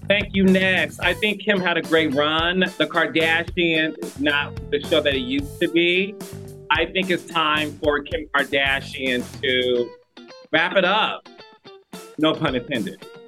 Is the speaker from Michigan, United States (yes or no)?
yes; Detroit, Michigan, United States; my hometown, Detroit, Michigan